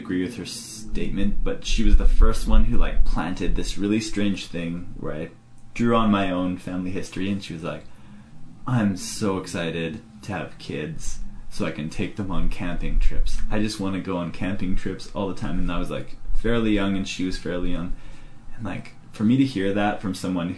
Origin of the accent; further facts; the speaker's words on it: Kamloops, British Columbia, Canada; growing up in Kamloops